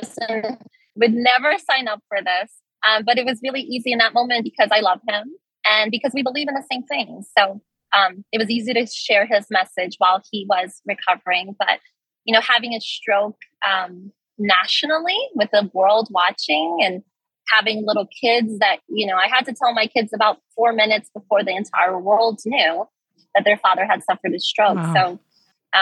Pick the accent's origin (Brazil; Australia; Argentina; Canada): Brazil; also born or lived in Brasília; now in United States; my family's all still there. My mom is here, but my father, my uncles, my cousins are all still in Brazil